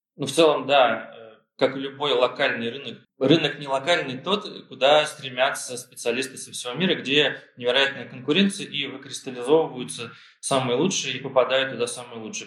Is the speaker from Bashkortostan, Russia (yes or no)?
yes; Ufa, Bashkortostan, Russia; moved away as an adult; also born or lived in Germany / London / Tel Aviv; now in Barcelona, Spain; я родом из Уфы, прожил там большую часть жизни, ну, часть детства прожил в Германии, в военном городке.